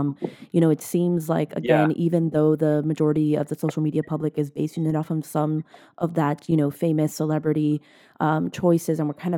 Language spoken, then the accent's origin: English; Miami, Florida, United States; moved away; I'm from Miami, Florida originally.